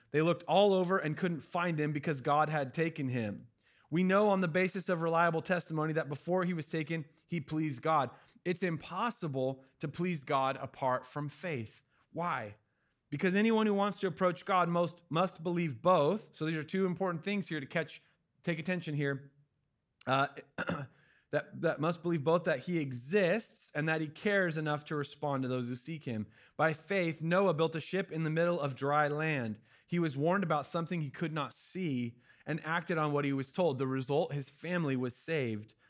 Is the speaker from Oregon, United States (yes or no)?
yes; Oregon, United States; My family's from Cali, but I'm from Oregon. I was born here.